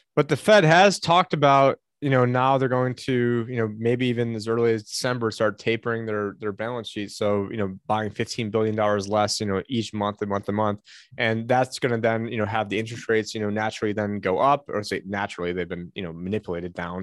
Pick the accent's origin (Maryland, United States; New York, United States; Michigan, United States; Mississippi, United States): New York, United States; Syracuse; now in Phoenix, United States; my hometown. Uh, I don't live in it anymore